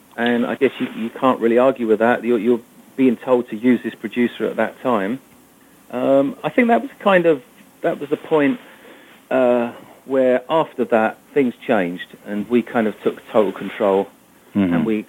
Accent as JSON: {"language": "English", "region": "England", "country": "United Kingdom", "tie": "born or raised there", "said": "my father was a half Italian and from Milan, my mother was English. So growing up in England, no, we all spoke English."}